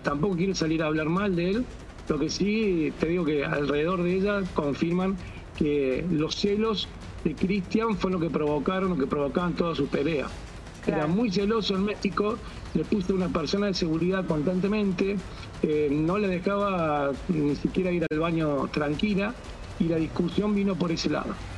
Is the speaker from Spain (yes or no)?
no; Córdoba, Argentina; soy de Córdoba, que es una ciudad que está a 30 kilómetros